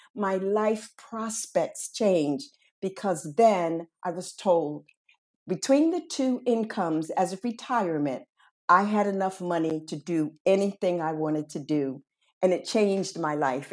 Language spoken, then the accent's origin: English; Washington, District of Columbia, United States; moved away as an adult; now in Barcelona, Spain; My hometown was Washington, D C